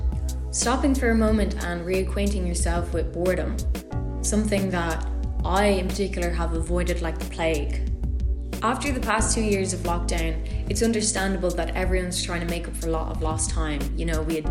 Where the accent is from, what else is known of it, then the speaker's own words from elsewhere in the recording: County Louth, Ireland; I'm from Ireland. More specifically, I'm from Join Áine in County Louth, which is around 40 minutes away from Dublin